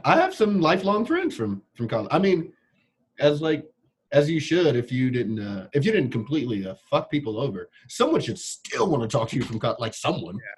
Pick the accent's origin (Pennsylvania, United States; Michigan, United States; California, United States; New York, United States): California, United States; Long Beach; I grew up in Long Beach.